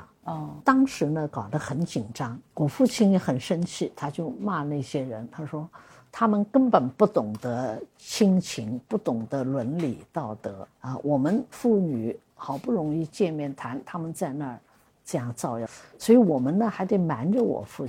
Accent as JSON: {"language": "Chinese", "town": "Suzhou", "region": "Jiangsu", "country": "China", "said": "因为我是老五嘛，嗯，所以他就叫我那个。我们苏州人叫阿什么？…。"}